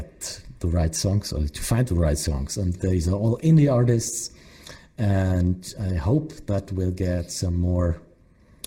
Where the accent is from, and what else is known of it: Germany